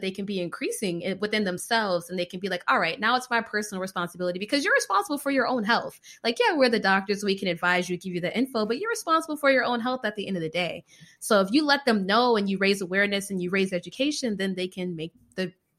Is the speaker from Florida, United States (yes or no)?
yes; Florida, United States; I'm a Floridian.